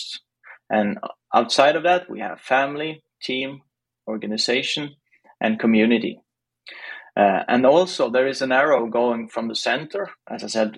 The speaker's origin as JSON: {"language": "English", "town": "Stavanger", "region": "Rogaland", "country": "Norway", "said": "I'm from Stavanger in Norway, eller Norge in Norwegian"}